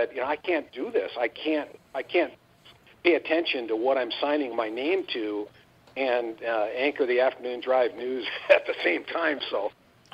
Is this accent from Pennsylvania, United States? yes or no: no; Rhinelander, Wisconsin, United States; moved away as an adult; also born or lived in Appleton / Madison / Milwaukee / Miami; Rhinelander is my hometown.